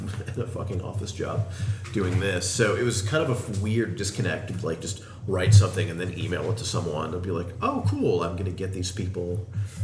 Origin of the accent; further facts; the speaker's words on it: Arizona, United States; I grew up in Arizona with him